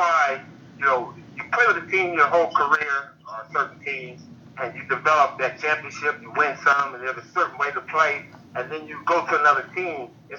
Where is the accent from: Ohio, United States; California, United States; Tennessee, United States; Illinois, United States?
California, United States; Pasadena; we're from Pasadena.